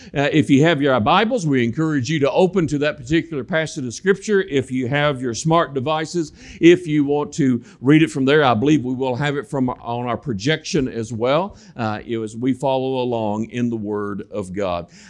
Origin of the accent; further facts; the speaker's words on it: Western Kentucky, United States; moved away as an adult; now in Northern Kentucky, United States; I am from Western Kentucky. I know you can't tell that by the way that I talk.